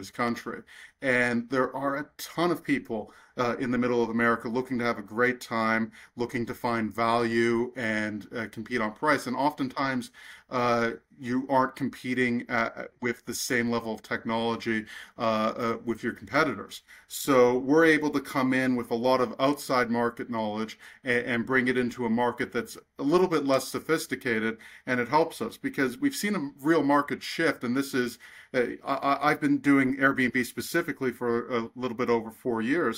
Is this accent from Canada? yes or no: yes; Canada; I'm from Canada.